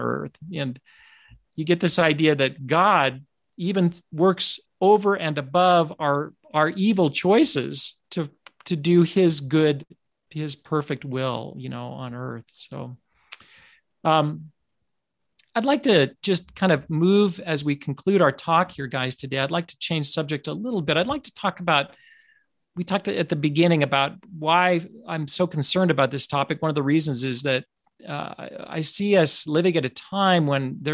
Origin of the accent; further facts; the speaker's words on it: United States; I'm speaking here as an American in the United States